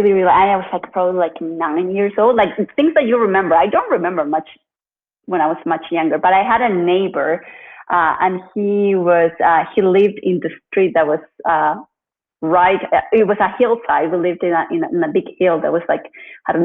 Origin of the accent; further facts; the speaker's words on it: Chile; I'm originally from Chile, and I grew up in Chile